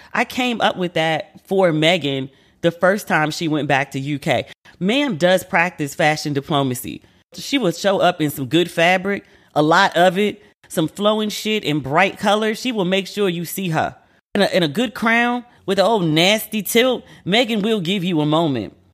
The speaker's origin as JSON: {"language": "English", "country": "United States", "moved": "as an adult", "said": "I'm American"}